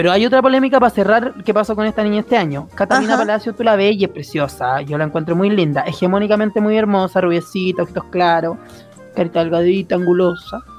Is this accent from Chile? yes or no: yes; Chile; porque es lo primordial durante esta etapa difícil que hemos vivido como chilenos.